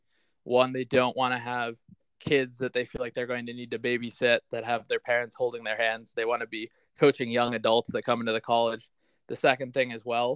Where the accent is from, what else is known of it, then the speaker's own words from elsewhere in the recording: Darien, Connecticut, United States; I grew up in Darien, Connecticut